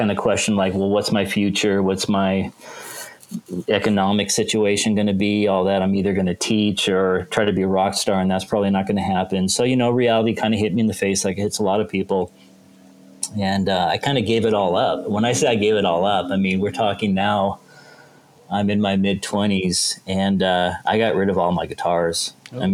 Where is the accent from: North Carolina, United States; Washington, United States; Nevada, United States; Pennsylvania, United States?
Washington, United States; Seattle; now in Kansas, United States; I grew up in Seattle